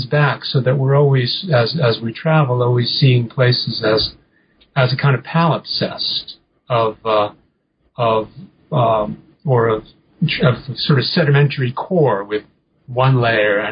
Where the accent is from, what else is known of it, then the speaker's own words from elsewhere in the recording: New England, United States; I grew up in New England and didn't go anywhere.